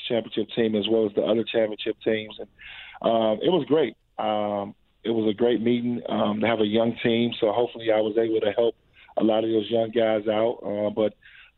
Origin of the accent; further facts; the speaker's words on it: Chicago, Illinois, United States; I'm from Chicago. We're both from there